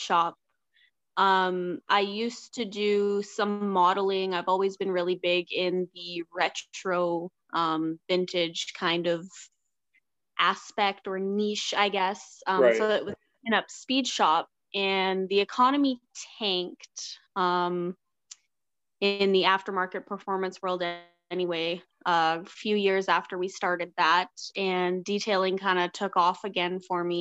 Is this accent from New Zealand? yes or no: no; southern Alberta, Canada; now in Edmonton, Canada; I am from Alberta, Canada. I was actually born and raised in southern Alberta, kind of near the Montana border